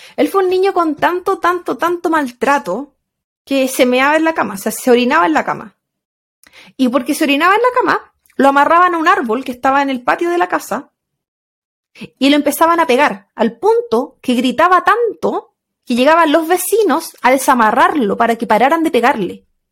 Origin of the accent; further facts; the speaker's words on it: Chile; también somos chilenas